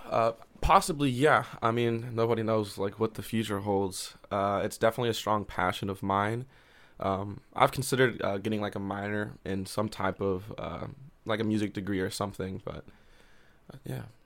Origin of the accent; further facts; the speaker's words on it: Columbia, Missouri, United States; also born or lived in Oklahoma / Jefferson City, Missouri; I, grew up in Columbia, and I've always loved it here